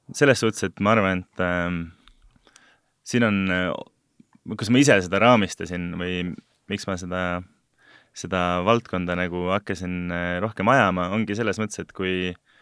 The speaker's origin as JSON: {"language": "Estonian", "country": "Estonia", "tie": "born or raised there", "also_born_or_lived": "abroad", "moved": "yes", "said": "olen sündinud vabas Eesti riigis ja veetnud ka osa oma elust äh, välismaal"}